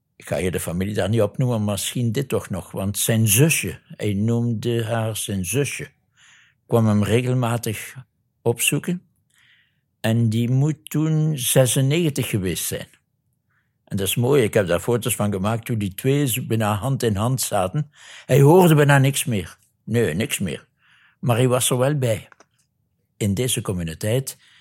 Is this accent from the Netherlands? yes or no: no; Neerpelt, Flanders, Belgium; accent: Limburg; moved away as an adult; also born or lived in Kinshasa, Congo; U zult al aan mijn accent gehoord hebben dat ik uit Limburg kom. Dus ik ben van Neerpelt, tegenwoordig heet dat Pelt. Waar ik geboren ben, 79 jaar geleden.